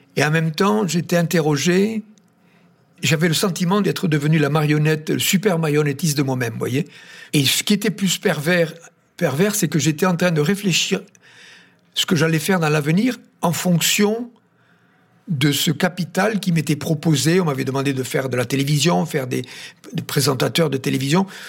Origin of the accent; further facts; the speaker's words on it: Tarn, Occitania, France; je suis originaire du Tarn